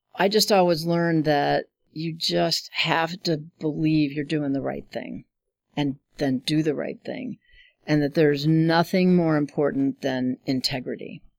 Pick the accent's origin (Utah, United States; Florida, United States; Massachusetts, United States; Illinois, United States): Illinois, United States; Chicago; moved away as an adult; now in Omaha, United States; I grew up in Chicago.